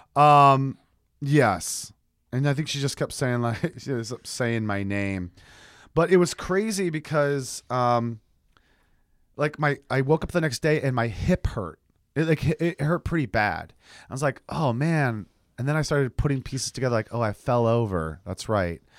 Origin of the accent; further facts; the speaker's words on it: United States; I'm that American